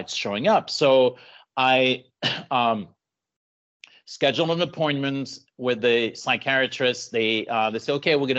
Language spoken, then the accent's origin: English; Paris, Île-de-France, France; now in San Diego, United States; Born and raised in Paris. And moved to the US later on.